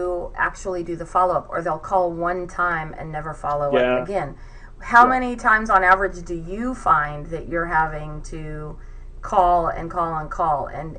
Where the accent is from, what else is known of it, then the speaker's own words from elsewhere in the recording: California, United States; I'm from California, and I don't think I have an accent at all